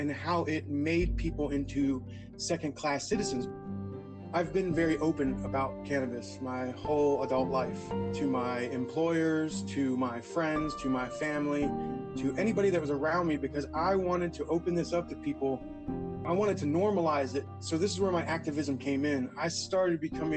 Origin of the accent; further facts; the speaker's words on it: Tampa, Florida, United States; also born or lived in Steubenville, Ohio; I was raised by a single mother here in Tampa, Florida, basically. That's where I reside now